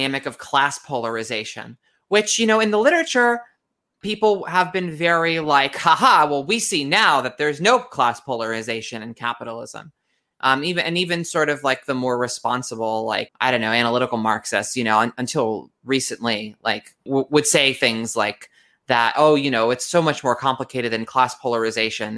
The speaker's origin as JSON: {"language": "English", "country": "United States", "said": "being American"}